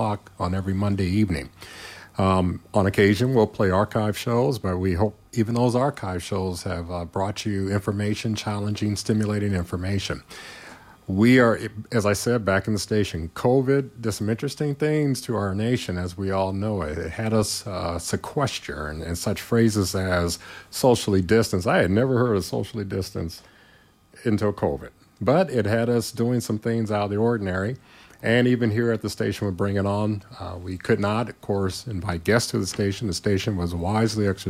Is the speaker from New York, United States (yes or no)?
no; Gary, Indiana, United States; moved away; also born or lived in Bloomington, Indiana; my hometown is Gary, Indiana, but the majority of my life now, I've exceeded the more than the halfway point living in Bloomington